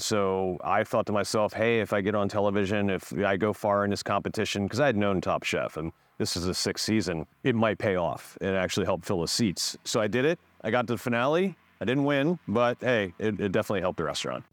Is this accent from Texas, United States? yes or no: no; Frederick, Maryland, United States; also born or lived in New York City; grew up in Frederick, Maryland, so I'm, I'm from this area